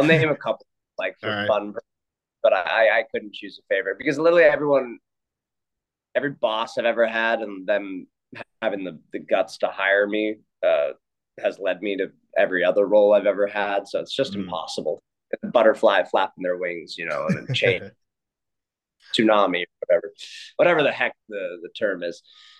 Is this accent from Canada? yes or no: yes; Canada; Yeah, I'm from Canada, but I wanted to be at the University of Notre Dame.